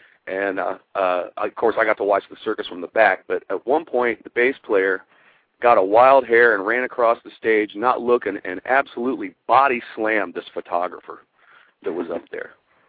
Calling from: Columbus, Ohio, United States; Columbus, Ohio.

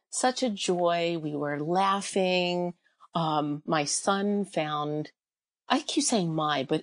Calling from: Lansdale, Pennsylvania, United States; Lansdale, Pennsylvania.

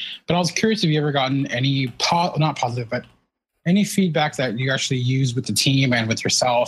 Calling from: San Jose, California, United States; I'm calling from San Jose, California.

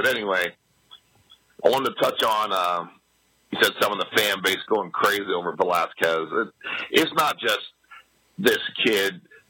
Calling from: Bowling Green, Kentucky, United States; And I'm calling from Bowling Green, Kentucky.

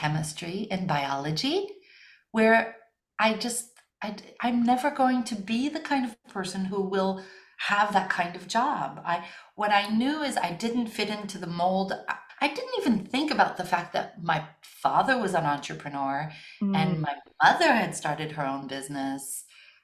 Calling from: Paris, Île-de-France, France; I am calling in from Paris, France

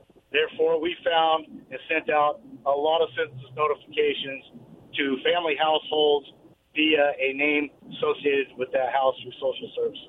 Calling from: Kent, Washington, United States; in Kent.

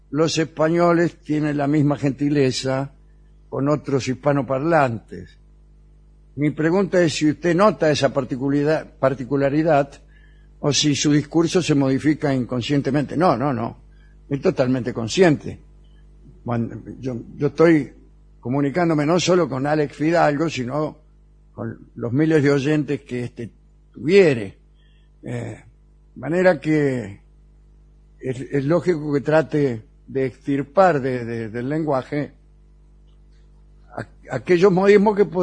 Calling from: Rosario, Santa Fe, Argentina; Hola a todos … de Rosario.

